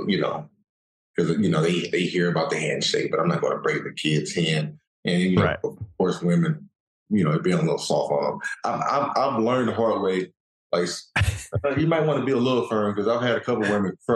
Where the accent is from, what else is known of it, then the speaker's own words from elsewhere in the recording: an hour and a half from Dallas, Texas, United States; my hometown, an hour and a half from Dallas